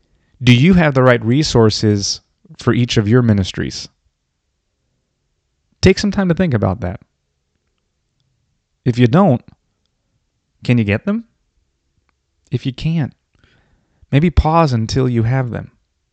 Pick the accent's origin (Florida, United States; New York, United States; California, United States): Florida, United States; I grew up in Florida.